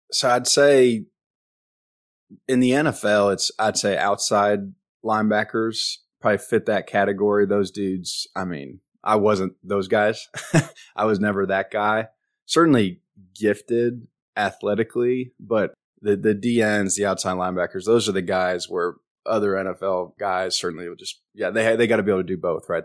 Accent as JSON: {"language": "English", "town": "Richmond", "region": "Texas", "country": "United States", "tie": "born or raised there", "also_born_or_lived": "Omaha, Nebraska", "moved": "yes", "said": "I was born in Omaha, Nebraska, but then my dad was in the F B I, and he got transferred down here 'cause he had, he kinda put in for transfer. He wanted to do something a little different, go to a big city. And so we moved down here for about eight years, started playing football in second grade, lived in Richmond, Texas"}